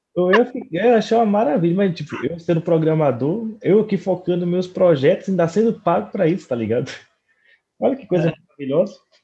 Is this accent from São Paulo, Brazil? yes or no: yes; Americana, São Paulo, Brazil; na minha cidade natal, americana